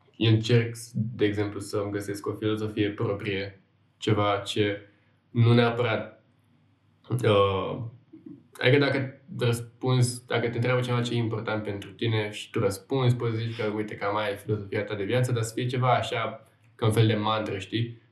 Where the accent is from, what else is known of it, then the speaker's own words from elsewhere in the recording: Buzău, Buzău County, Romania; now in Bucharest, Romania; eu vin din Buzău